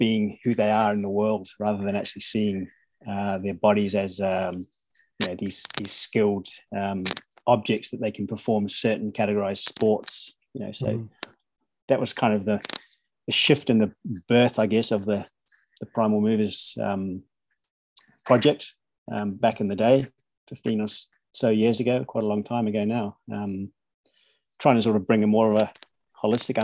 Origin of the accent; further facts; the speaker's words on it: New Zealand; now in Norway; I grew up in New Zealand, so it's rugby, soccer, cricket